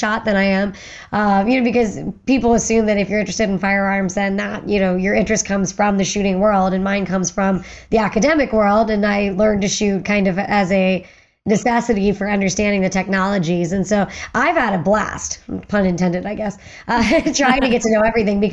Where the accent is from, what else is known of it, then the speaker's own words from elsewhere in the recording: Western Pennsylvania, United States; I grew up in Western Pennsylvania